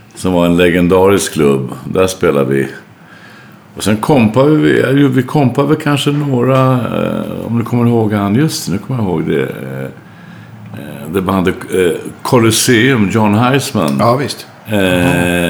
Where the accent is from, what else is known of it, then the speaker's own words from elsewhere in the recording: Örebro, Örebro County, Sweden; jag är uppväxt i Örebro